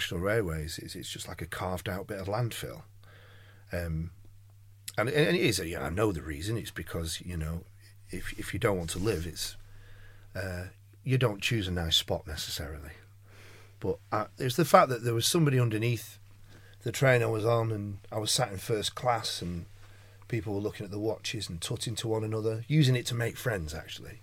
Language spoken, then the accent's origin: English; Manchester, North West England, United Kingdom; I am, of course, fiercely Mancunian